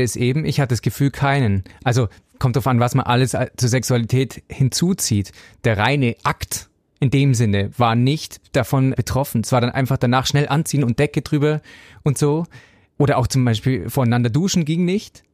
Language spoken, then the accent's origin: German; Southern Bavaria, Germany; ich komme aus Südbayern, streng katholisch